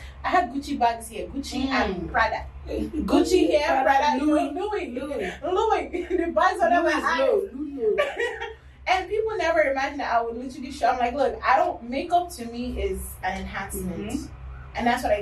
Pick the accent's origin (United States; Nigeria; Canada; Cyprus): Nigeria; moved away; Growing up in Nigeria as Yoruba in the family